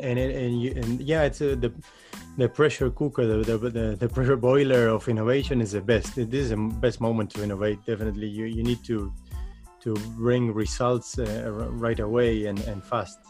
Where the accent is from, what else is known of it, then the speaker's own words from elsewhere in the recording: Uruguay; now in Netherlands; I come from South America, I come from Uruguay